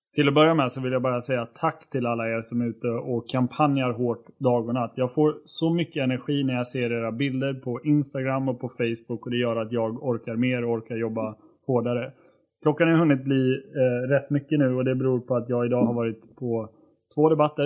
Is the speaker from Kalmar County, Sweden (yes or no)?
no; Borlänge, Dalarna County, Sweden; det län där jag kommer ifrån, nämligen Dalarna.